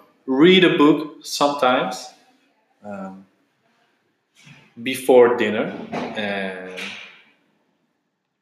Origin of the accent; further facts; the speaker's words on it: Netherlands; now in Vecindario, Spain; I am from the Netherlands, and I work as a language assistant teacher in Vecindario